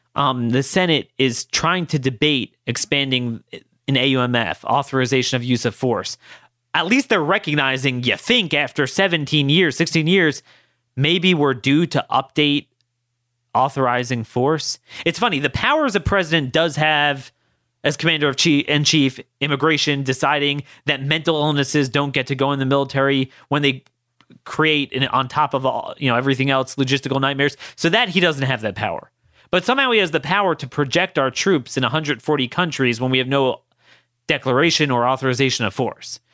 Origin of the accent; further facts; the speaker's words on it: Maryland's third district, United States; I'm from Maryland's third district.